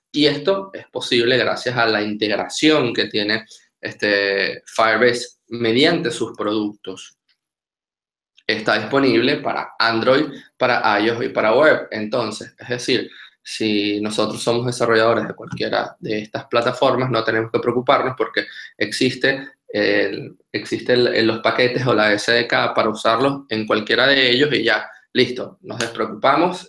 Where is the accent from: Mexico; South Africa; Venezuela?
Venezuela; moved away as an adult; now in Argentina; soy venezolano